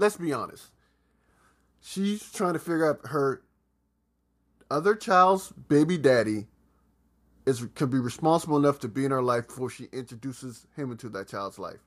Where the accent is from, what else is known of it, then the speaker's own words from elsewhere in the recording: Atlanta, Georgia, United States; also born or lived in South Carolina; I'm not from Atlanta, but pr-, practically spend majority of my childhood in Atlanta